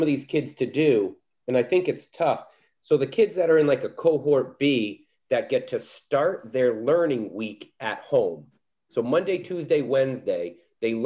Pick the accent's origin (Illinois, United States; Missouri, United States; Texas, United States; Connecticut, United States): Connecticut, United States; now in Agawam, United States; when I was growing up in Connecticut.